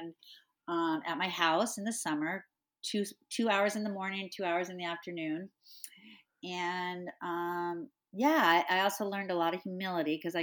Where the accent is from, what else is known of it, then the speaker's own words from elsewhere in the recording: La Jolla, California, United States; moved away; I grew up in California. I was born and raised in La Jolla, California, Southern California.